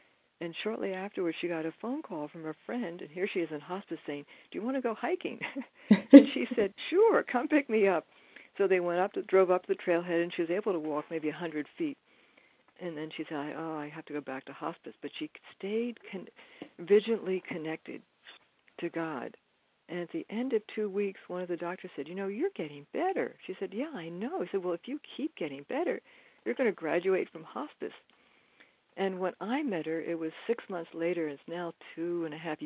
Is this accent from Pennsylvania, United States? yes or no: yes; Bryn Mawr, Pennsylvania, United States; I went back to the school that I'd gone to growing up in Bryn Mawr, Pennsylvania